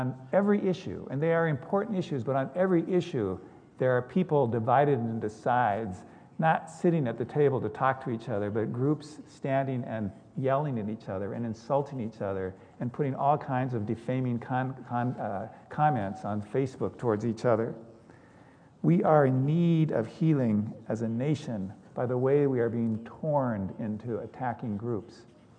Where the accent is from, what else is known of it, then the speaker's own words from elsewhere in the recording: Seattle, Washington, United States; I grew up in West Seattle. West Seattle prides itself on being a progressive and open community.